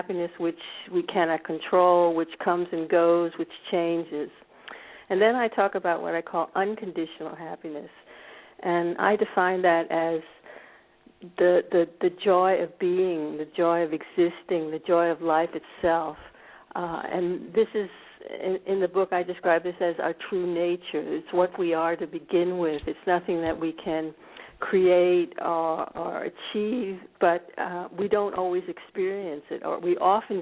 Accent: D.C., District of Columbia, United States; moved away as an adult; now in Scandinavia; born in America. I grew up actually in a suburb of Washington, D.C.

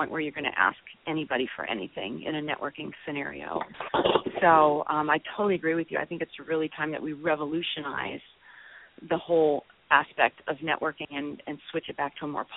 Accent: North Woods of Minnesota, United States; now in Austin, United States; I grew up in the North Woods of Minnesota, although I now reside in Austin, Texas

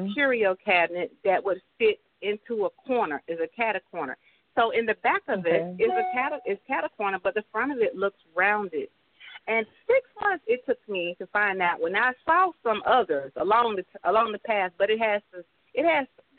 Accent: Birmingham, Alabama, United States; moved away as an adult; also born or lived in Griffin, Georgia; now in Stockbridge, United States; I'm from Birmingham, Alabama.

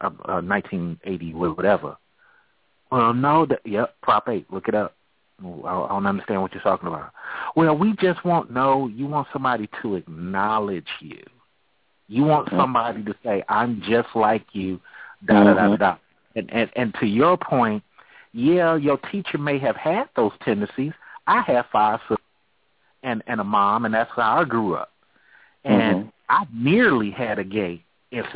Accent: California, United States; I grew up in California

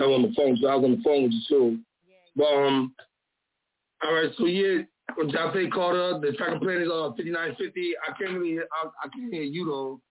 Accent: Rochester, New York, United States; We'll say I'm from Rochester, New York. So let's get it.

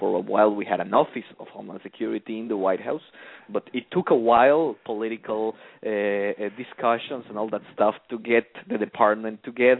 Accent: Mexico; accent: Mexican; English is a second language; So I'm from Mexico. I raised and born there happily. I went to law school in my home state.

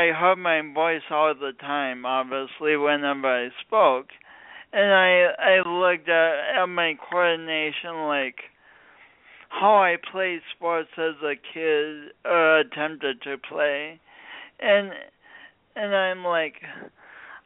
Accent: Midwest, United States; also born or lived in Sioux Falls, South Dakota; now in San Diego, United States; I'm from the Midwest, but this isn't a Midwestern accent

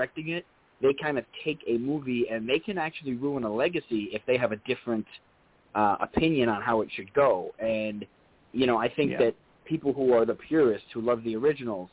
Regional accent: New York, United States; I'm from New York

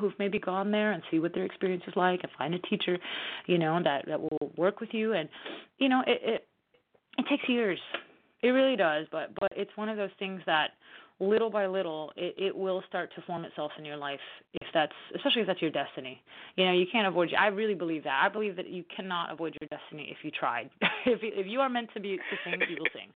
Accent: New Orleans, Louisiana, United States; here in New Orleans, in my hometown

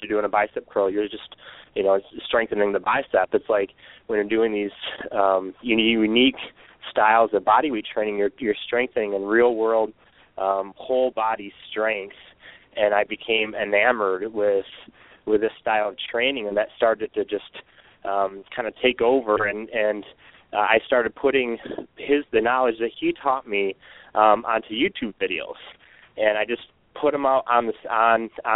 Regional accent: Michigan, United States; I was born and raised in Michigan

